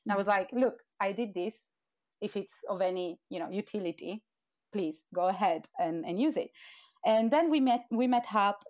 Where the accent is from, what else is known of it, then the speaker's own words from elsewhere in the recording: Turin, Piedmont, Italy; moved away as an adult; now in London, United Kingdom; I'm from Torino in northwest of Italy.